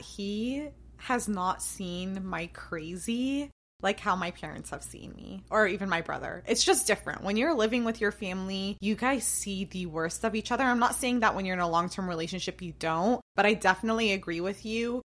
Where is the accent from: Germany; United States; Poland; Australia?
United States; also born or lived in Jordan; I've been in America since I was three years old, and I was born in Jordan